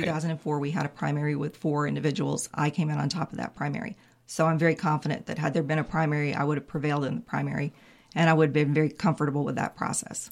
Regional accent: Raleigh, North Carolina, United States; I grew up in Raleigh. I grew up about a mile from Carter Finley

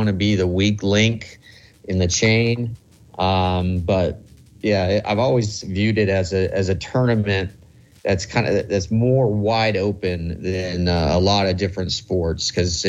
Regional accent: Lincoln, Nebraska, United States; growing up in Lincoln, Nebraska, I would go to Omaha all the time for the College World Series.

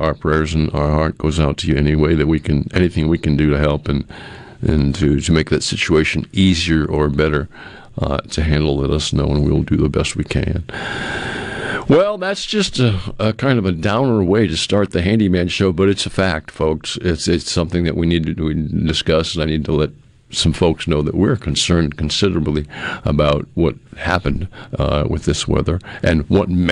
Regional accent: New England, United States; moved away; I grew up in New England where we didn't have to deal a lot with tornadoes

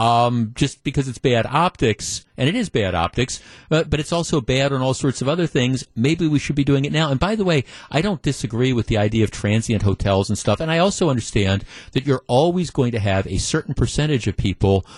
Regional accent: Milwaukee, Wisconsin, United States; In Milwaukee County, there's like six or seven, I think, public golf courses. Dretska, Brown Deer, Lincoln Park. I grew up playing golf on Lincoln Park

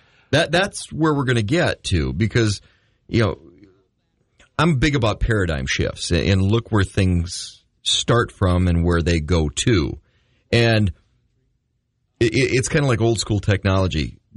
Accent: Midwest, United States; You know, or, yes, I say pop. I'm from the Midwest.

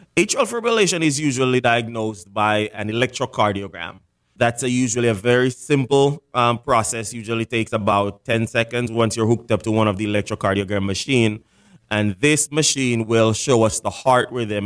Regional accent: Jamaica; moved away as an adult; also born or lived in Fort Lauderdale, Florida / Washington, D.C. / Jacksonville, Florida / Arizona; now in South Florida, United States; I was actually born and raised in Jamaica. I moved to America right after high school.

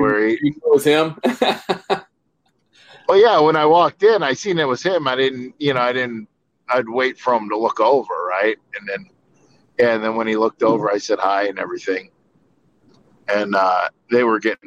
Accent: Michigan, United States; I was from Michigan

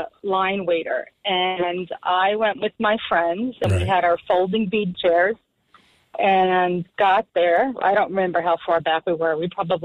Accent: New York City, New York, United States; moved away; also born or lived in New Jersey; I was from Brooklyn back then.

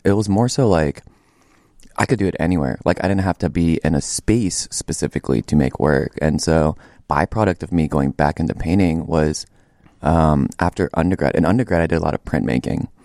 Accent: Acworth, Georgia, United States; moved away as an adult; I'm from Ackworth, Georgia. It's about, like, thirty minutes northeast of Atlanta. Um, let's see. Stayed there until, like, the end of high school.

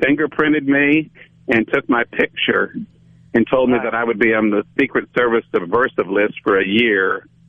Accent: outside Chicago, Illinois, United States; I grew up outside Chicago

